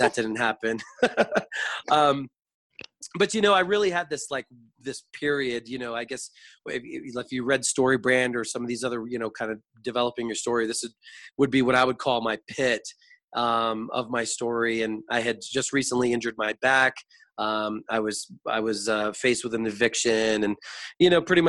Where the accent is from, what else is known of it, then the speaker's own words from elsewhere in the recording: Florida, United States; I was born and raised in Florida